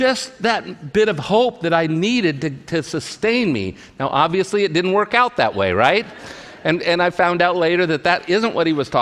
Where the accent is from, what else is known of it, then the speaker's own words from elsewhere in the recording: California, United States; also born or lived in Portland, Oregon; I grew up in California, never been away from home in my life